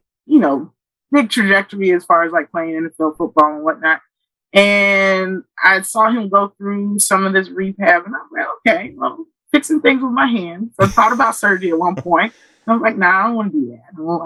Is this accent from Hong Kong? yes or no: no; Kenya; now in United States; So I was born in Kenya